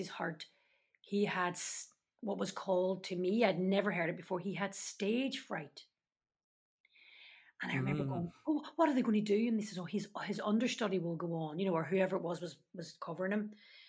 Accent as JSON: {"language": "English", "town": "Derry", "region": "Northern Ireland", "country": "United Kingdom", "tie": "born or raised there", "said": "And that was very much my case growing up in Derry. I was a Catholic from the bog side."}